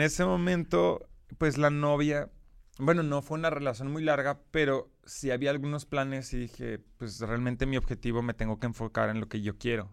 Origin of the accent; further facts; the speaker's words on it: Brussels, Brussels-Capital Region, Belgium; Spanish is a second language; moved away; nací en Bélgica y crecí en Bélgica de forma general